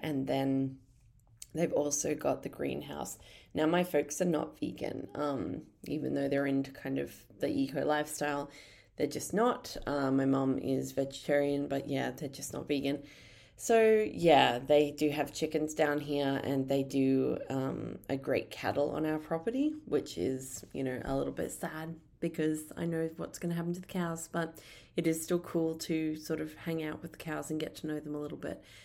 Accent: Brisbane, Queensland, Australia; moved away as an adult; now in Tasmania, Australia; I didn't grow up down here. I grew up in Brisbane. Um, I grew up in just, like, a little suburb on the Bayside in Brisbane.

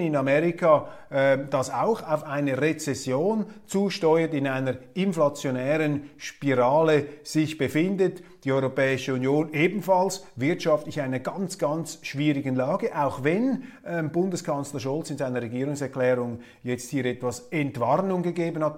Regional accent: Zurich, Switzerland; wir Zürcher Naivlinge

